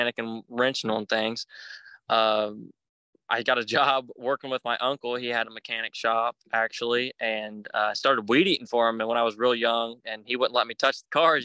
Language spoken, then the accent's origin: English; Huntington, West Virginia, United States; I was born in Huntington, West Virginia, right across the river from Proctorville, Ohio in 2002